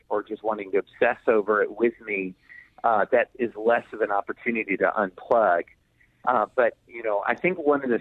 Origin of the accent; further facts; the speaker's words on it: Kentucky, United States; also born or lived in Opelika, Alabama; I grew up in Kentucky. So I bleed blue because that's where I grew up.